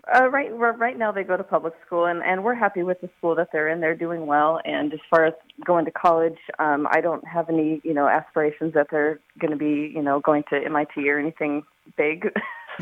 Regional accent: Montana, United States; moved away; originally i'm from montana

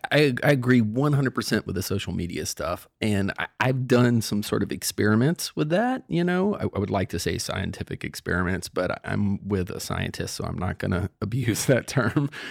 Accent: Cape Fear, North Carolina, United States; now in Virginia, United States; I live in Virginia, but I grew up in North Carolina, and I wrote that book down in Cape Fear, North Carolina, by the coast, where I grew up

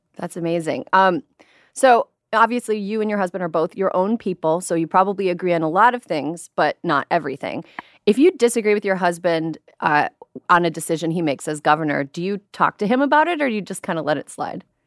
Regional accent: Midwest, United States; moved away as an adult; also born or lived in New York; now in California, United States; I'm a transplant. I'm from the Midwest.

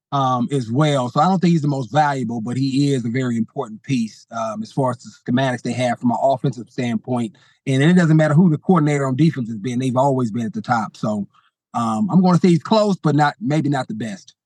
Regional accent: Bay Area, California, United States; I grew up in the Bay Area

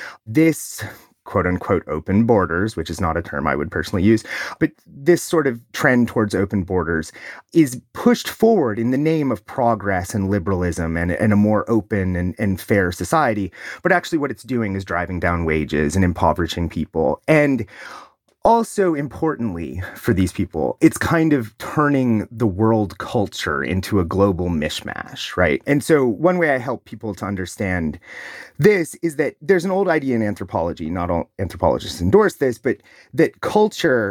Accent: Ohio, United States; my home state of Ohio

